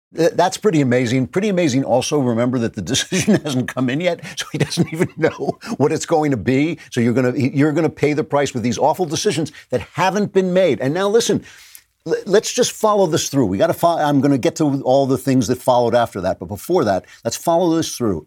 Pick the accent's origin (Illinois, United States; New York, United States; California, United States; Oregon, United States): New York, United States; we're New Yorkers